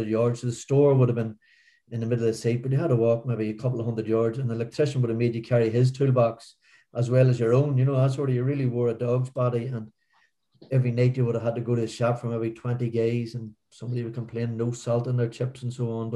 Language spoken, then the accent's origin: English; Newry, Northern Ireland, United Kingdom; born or raised there